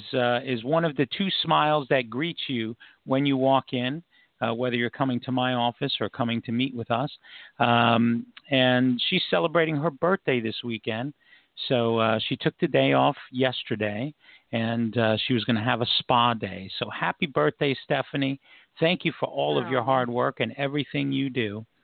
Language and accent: English; New York City, New York, United States; now in Florida, United States; New York, which of course that's my hometown